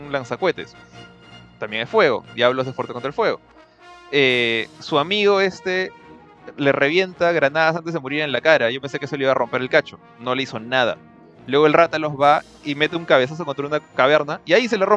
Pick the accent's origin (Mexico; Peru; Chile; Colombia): Peru